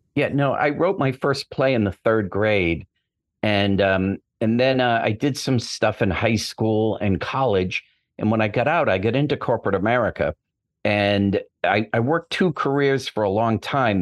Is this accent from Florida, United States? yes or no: no; Boston, Massachusetts, United States; moved away as an adult; now in Los Angeles, United States; I'm from Boston originally, but I've been out here, uh, over twenty years